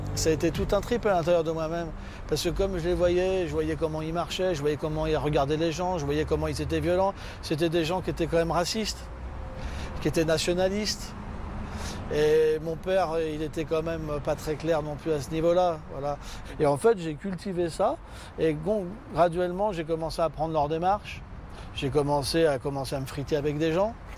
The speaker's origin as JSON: {"language": "French", "town": "Bagnolet", "region": "Île-de-France", "country": "France", "tie": "born or raised there", "also_born_or_lived": "Levallois-Perret", "said": "Je suis né à Levallois-Perret et mes parents, après, ils ont euh, déménagé et ils ont été sur Bagnolet"}